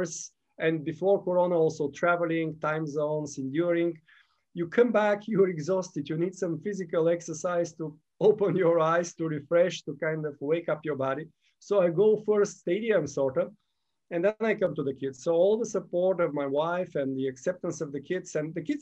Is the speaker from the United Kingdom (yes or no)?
no; Gabrovo, Gabrovo Province, Bulgaria; moved away; also born or lived in Sofia, Bulgaria; When I was 15, I started javelin in my hometown, Gabrovo, Bulgaria